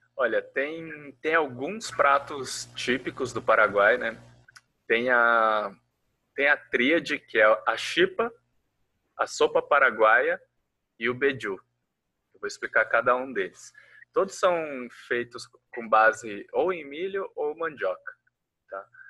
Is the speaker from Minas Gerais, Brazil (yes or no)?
no; Foz do Iguaçu, Paraná, Brazil; moved away as an adult; also born or lived in Curitiba; quando me mudei de Foz do Iguaçu para Curitiba